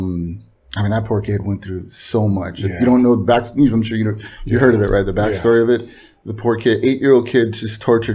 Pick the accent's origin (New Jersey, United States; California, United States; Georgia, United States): California, United States; Los Angeles; I was raised in Lincoln Heights, California.